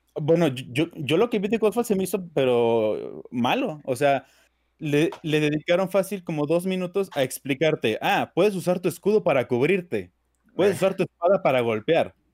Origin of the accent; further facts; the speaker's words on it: Durango, Mexico; yo soy obviamente mexicano, igual que todos ustedes, más que yo soy de Durango, del estado del norte